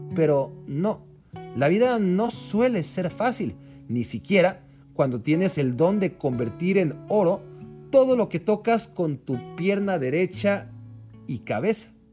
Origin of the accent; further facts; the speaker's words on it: Mexico; el resto de los aficionados al fútbol en México